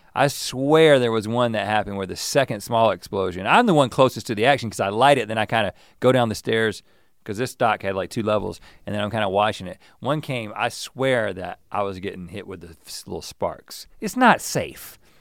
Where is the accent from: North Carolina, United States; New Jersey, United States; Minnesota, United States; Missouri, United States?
North Carolina, United States; now in California, United States; growing up in North Carolina